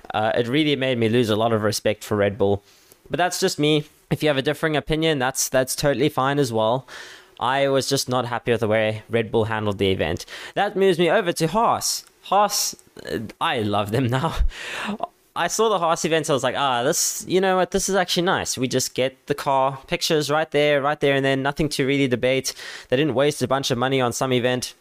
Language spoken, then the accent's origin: English; South Africa; I'm a South African guy